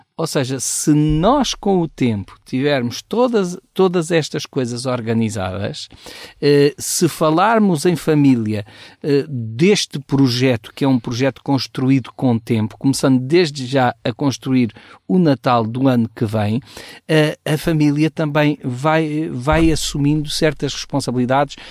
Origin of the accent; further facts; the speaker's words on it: Portugal; como bom português